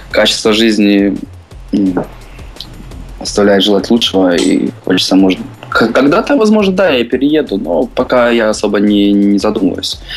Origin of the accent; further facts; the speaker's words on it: Dnipro, Dnipropetrovsk Oblast, Ukraine; born there; now in Kyiv, Ukraine; Родился я в Днепропетровске, в Украине. А, сейчас я проживаю в Киеве.